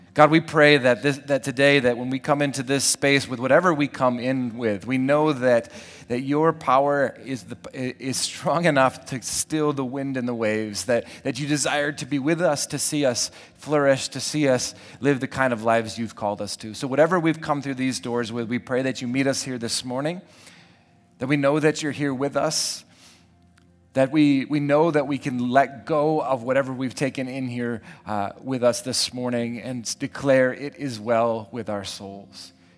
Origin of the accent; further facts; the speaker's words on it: Lake Michigan, Midwest, United States; growing up around Lake Michigan